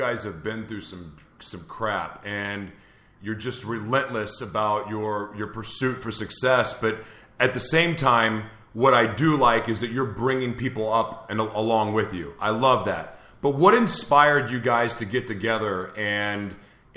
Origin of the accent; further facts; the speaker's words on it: Oklahoma, United States; moved away; I'm from Oklahoma originally